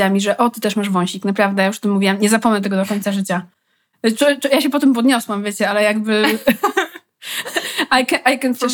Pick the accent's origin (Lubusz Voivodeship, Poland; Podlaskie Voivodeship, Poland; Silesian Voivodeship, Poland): Podlaskie Voivodeship, Poland; accent: Podlasie; Czyli jestem z Podlasia i mówię z podlaskim akcentem.